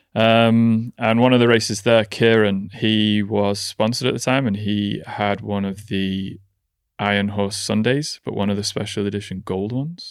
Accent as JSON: {"language": "English", "town": "Nantwich", "region": "North West England", "country": "United Kingdom", "tie": "born or raised there"}